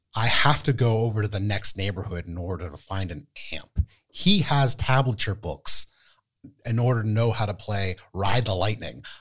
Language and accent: English; State College, Pennsylvania, United States; I'm from Penn State, so what I would do is I would go downtown and on campus